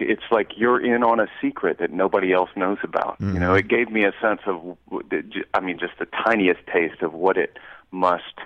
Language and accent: English; Raleigh, North Carolina, United States; I grew up in Raleigh, North Carolina